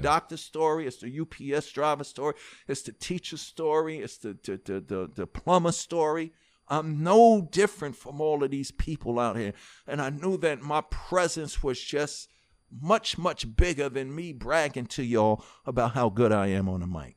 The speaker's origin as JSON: {"language": "English", "town": "New York City", "region": "New York", "country": "United States", "tie": "born or raised there", "also_born_or_lived": "Harlem / New Jersey", "moved": "as an adult", "said": "I was born in Harlem, but raised in Hollis"}